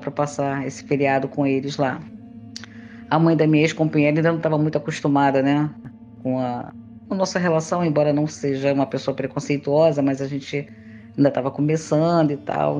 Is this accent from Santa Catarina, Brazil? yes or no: no; Rio de Janeiro, Brazil; sou carioca, moradora da Ilha do Governador